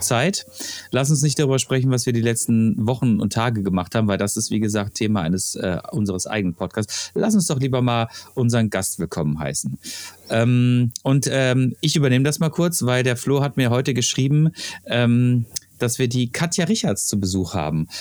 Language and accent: German; Freiburg, Baden-Württemberg, Germany; moved away; ich komme aus Freiburg